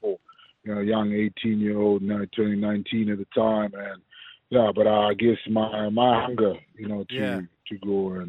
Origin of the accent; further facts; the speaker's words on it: Harare, Zimbabwe; moved away as an adult; now in South Africa; I was born and raised in Harare.